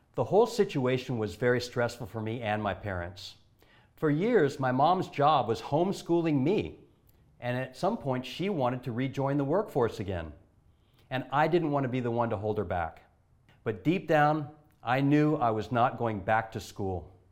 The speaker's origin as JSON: {"language": "English", "town": "Honolulu", "region": "Hawaii", "country": "United States", "said": "I'm from Honolulu, Hawaii"}